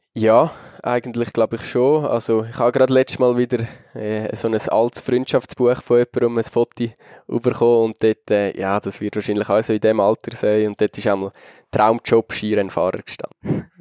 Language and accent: German; Switzerland; als Schweizer